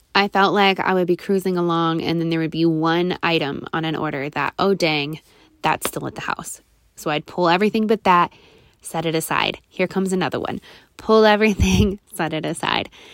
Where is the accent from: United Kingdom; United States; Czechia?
United States; Nebraska; my hometown in Nebraska